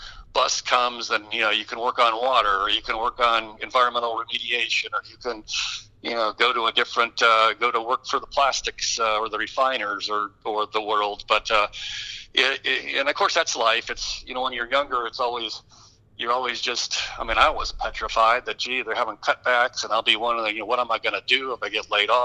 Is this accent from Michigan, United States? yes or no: yes; Detroit, Michigan, United States; I grew up in the Detroit area